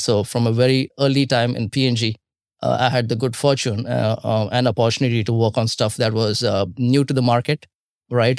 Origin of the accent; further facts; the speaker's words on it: India; growing up in India